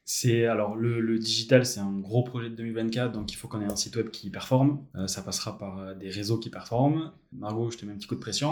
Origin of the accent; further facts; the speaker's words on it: Bayonne, Nouvelle-Aquitaine, France; je suis natif de Bayonne